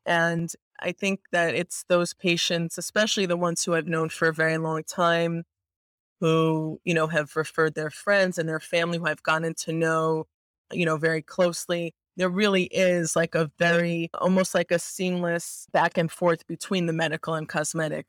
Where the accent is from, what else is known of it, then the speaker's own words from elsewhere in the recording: New York, United States; I'm a like, avid, born and bred New Yorker, I love this city, and I actually live here as well